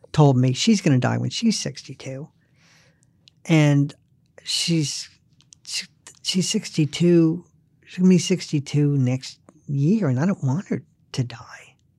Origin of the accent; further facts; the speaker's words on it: the South, United States; I'm not Southern. I grew up in the South, but I d, I wasn't born there